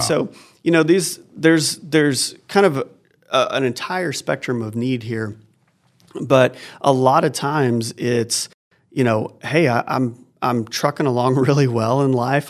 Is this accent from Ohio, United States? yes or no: no; Oklahoma, United States; moved away as an adult; now in Northwest Arkansas, United States; I grew up in Oklahoma, um, just a couple hours from here